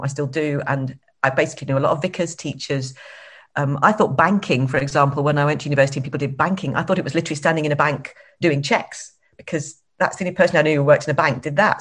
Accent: Blackpool, North West England, United Kingdom; moved away; I actually came from just outside Blackpool where the average the 70% population is over 70, a very little sleepy suburb of Blackpool

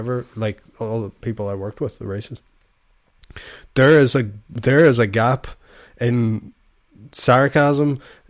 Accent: Ireland; we're Irish

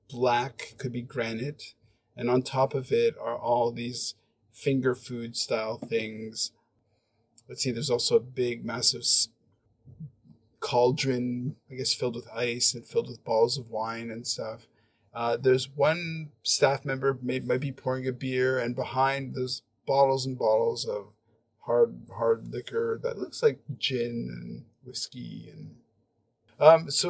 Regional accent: Montreal, Quebec, Canada; now in Hong Kong, China; when I f- first came to Hong Kong, I was pretty like a lot of the culture shock was that I came from Montreal, which is super creative and super its a space where you can really express yourself.

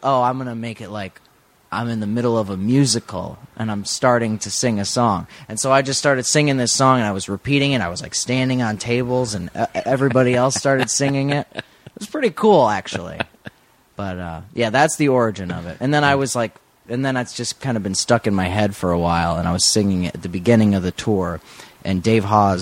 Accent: Florida, United States; I am from Florida.

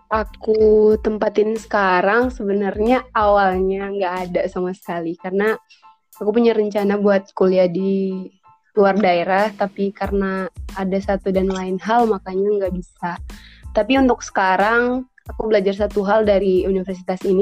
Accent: Gorontalo, Indonesia; Hai semuanya … aku dari Gorontalo, mahasiswa di UNG dan salam kenal.

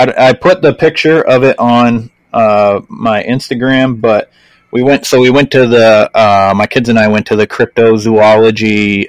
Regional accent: Maine, United States; I'm from Maine

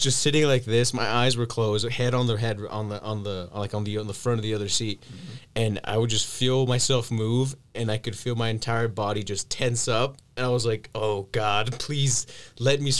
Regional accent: Guanajuato, Mexico; I'm from Guanajuato

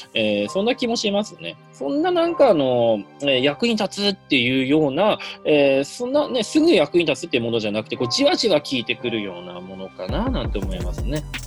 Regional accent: Hirosaki, Aomori, Japan; moved away; 僕の出身地の青森県弘前市に行ってました。

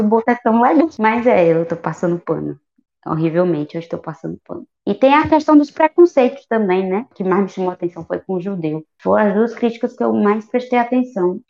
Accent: Northeast Brazil, Brazil; a gente é nordestina.

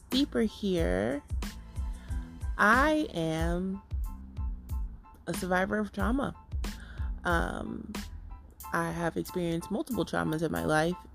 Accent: New York, United States; I am a New Yorker. if you can tell. A lot of people say I don't sound like I'm from New York, but I am a New Yorker.

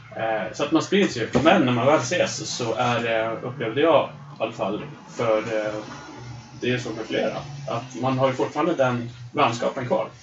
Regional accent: Östersund, Jämtland, Sweden; det går så bra för Östersund som händer i min hemstad

